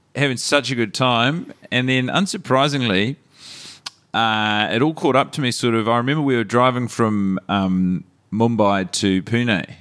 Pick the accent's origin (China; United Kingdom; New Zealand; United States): New Zealand; Christchurch, Canterbury; moved away; experiences growing up in Christchurch